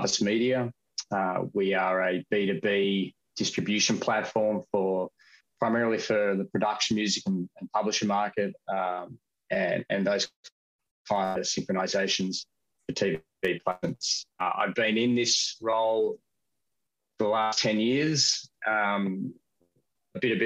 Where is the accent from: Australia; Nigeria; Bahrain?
Australia; I've born and raised in Australia